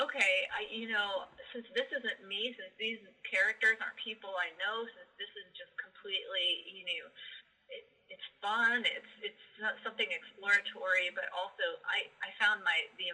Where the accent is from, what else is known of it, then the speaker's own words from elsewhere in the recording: Columbus, Ohio, United States; moved away as an adult; I was just back to Columbus, Ohio. I just moved back to my hometown